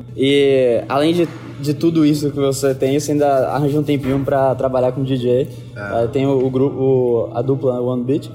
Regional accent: Bahia, Brazil; eu sou do Bahia

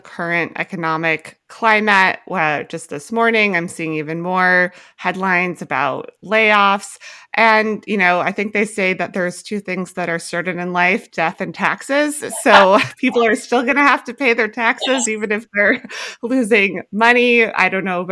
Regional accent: Mukilteo, Washington, United States; I grew up in Mukilteo.

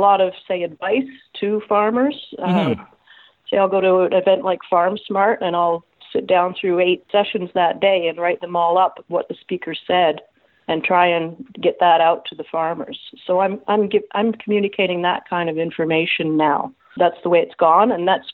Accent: Toronto, Ontario, Canada; also born or lived in Guelph; I was born and raised in Toronto.

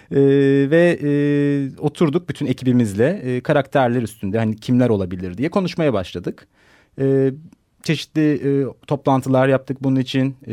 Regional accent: Ankara, Turkey; moved away as an adult; now in Istanbul, Turkey; 1980 Ankara doğumluyum. Ee, İstanbul'da yaşıyorum şu anda ee, yaklaşık bir 10 senedir.

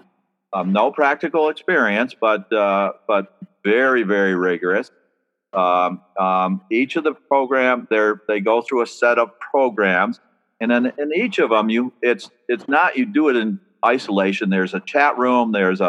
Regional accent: Vermont, United States; moved away as an adult; also born or lived in Maryland / Delaware / New York; now in Oregon, United States; I was brought up in Vermont

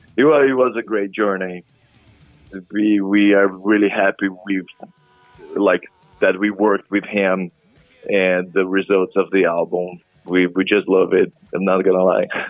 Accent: Brazil; moved away as an adult; now in New Orleans, United States; I'm from Brazil originally

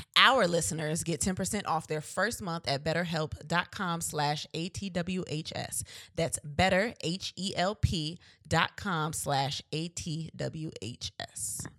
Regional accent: Virginia Beach, Virginia, United States; We're from Virginia. We're from V A, Virginia Beach

